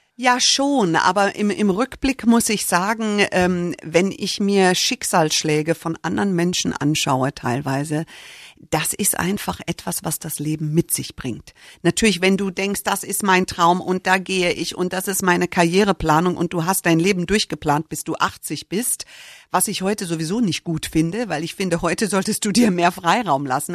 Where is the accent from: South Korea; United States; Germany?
United States; moved away; Ich bin Amerikanerin